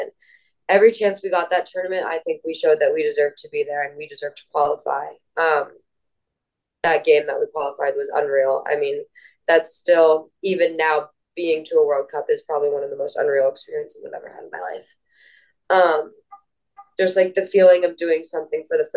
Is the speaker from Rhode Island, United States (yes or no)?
no; Northern Virginia, United States; I grew up in Northern Virginia in America